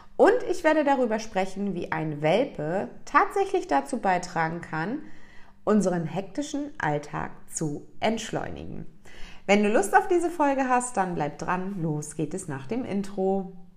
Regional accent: East Germany, Germany; ich bin ein Kind, was in der DDR aufgewachsen ist

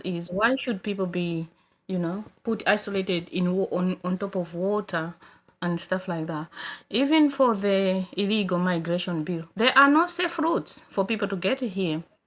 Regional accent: Malawi; moved away as an adult; now in Coventry, United Kingdom; I'm originally from Malawi, but I live in Coventry now.

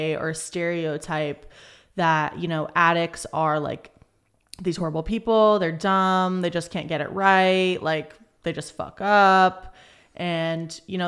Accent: Charlotte, North Carolina, United States; moved away as an adult; now in California, United States; I am originally from Charlotte, North Carolina, grew up there most of my life. And I came out to California to get clean and sober

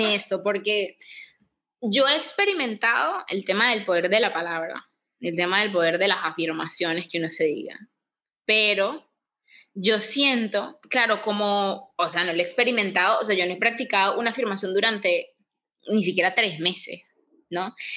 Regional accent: Venezuela; now in Panama; yo soy de Venezuela

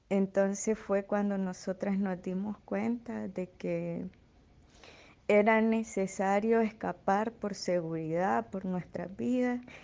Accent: Estelí, Nicaragua; moved away; de estelí eh, tengo 26 años

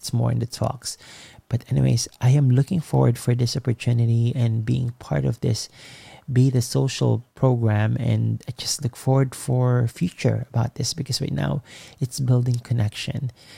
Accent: East Coast, United States; I'm from the East Coast, and I met my folks in the West Coast Clubhouse.

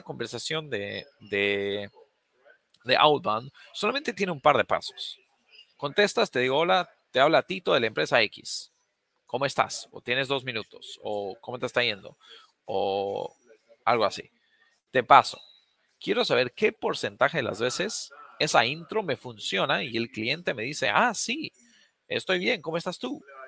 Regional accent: Bolivia; moved away; yo soy, yo nací, crecí en Bolivia

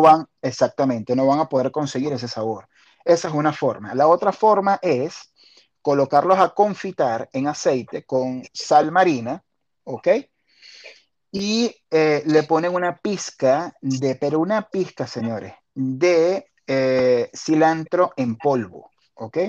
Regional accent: Maiquetía, La Guaira, Venezuela; also born or lived in Caracas; Yo viví en La Guaira hasta, hasta mis 22 eh, años. Lo que pasa es que, ah, claro, yo, yo nací en, en Maiquetía

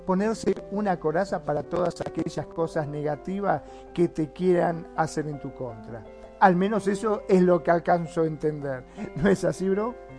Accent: Argentina; also born or lived in Mar del Plata; acá en mi país, en Argentina

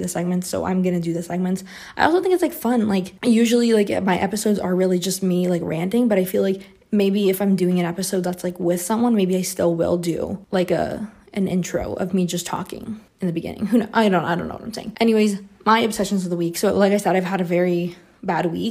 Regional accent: Brazil; moved away as an adult; now in Canada; I grew up in Brazil, so I've lived here my whole life, and the whole time that I lived here before I moved to Canada

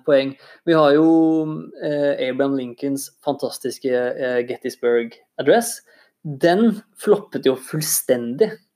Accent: Innlandet / Eastern Norway, Norway; Jeg er jo fra, fra Innlandet eller fra Østlandet selv

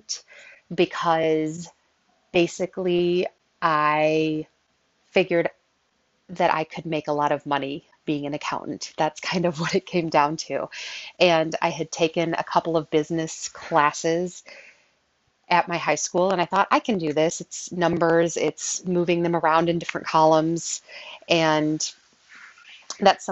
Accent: Southern Illinois, United States; also born or lived in Belleville, Illinois; I grew up in Southern Illinois. I lived in the same town from birth until eighth grade, at which point we moved to Belleville, Illinois

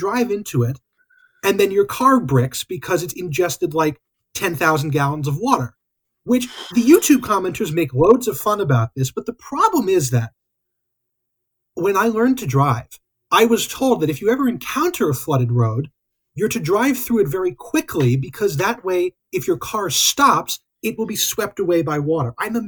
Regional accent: United Kingdom; as a British person, you might be able to help me with.

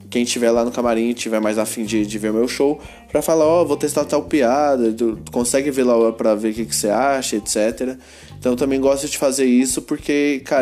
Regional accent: Goiânia, Goiás, Brazil; eu sou de Goiânia e esse aqui é meu podcast.

